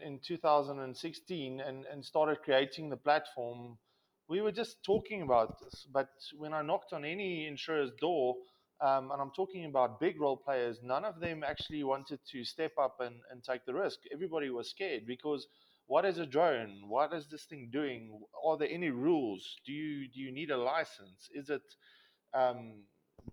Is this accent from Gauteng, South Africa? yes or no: yes; Pretoria, Gauteng, South Africa; I was born and raised in Pretoria